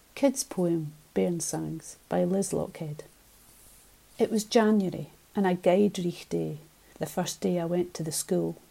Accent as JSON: {"language": "English", "area": "Ayrshire", "region": "Scotland", "country": "United Kingdom", "tie": "born or raised there", "said": "growing up in Ayrshire, the poetry of Robert Burns"}